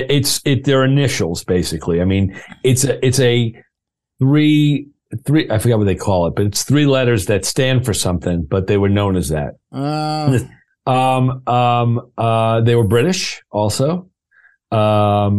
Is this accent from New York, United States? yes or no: yes; Hicksville, New York, United States; I grew up in Hicksville, Long Island, home of … and Lorraine Bracco from The Sopranos